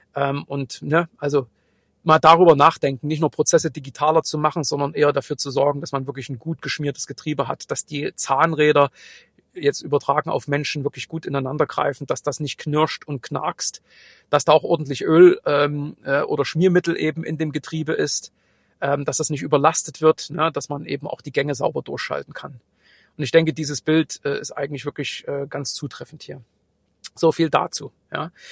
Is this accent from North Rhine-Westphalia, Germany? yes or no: no; Saxony / East Germany, Germany; accent: Saxon; wie man sicherlich auch aus meinem leicht verschwamm-, äh, verschwommenen, äh, sächsischen Dialekt, äh, raushören kann, Äh, bin ich auch im Osten groß geworden